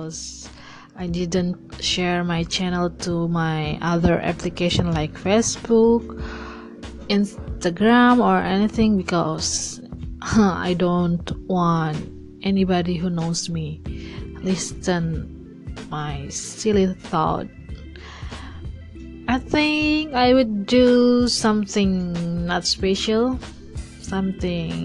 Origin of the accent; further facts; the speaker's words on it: Indonesia; I'm from Indonesia